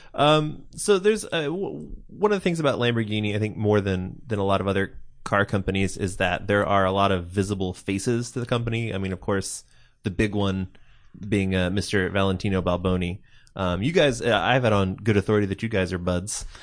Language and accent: English; Pacific Northwest, United States; I'm from, I'm from the Pacific Northwest myself